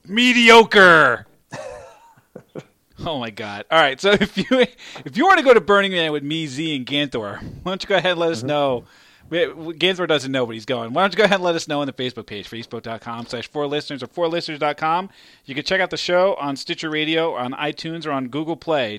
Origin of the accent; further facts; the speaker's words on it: New York, United States; now in Philadelphia area, United States; I live in the Philadelphia area and I grew up in New York.